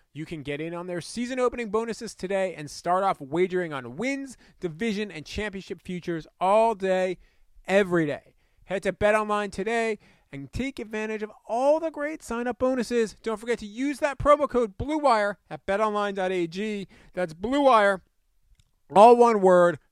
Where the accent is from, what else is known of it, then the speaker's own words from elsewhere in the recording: East Meadow, New York, United States; moved away as an adult; now in Detroit, United States; my hometown of East Meadow, New York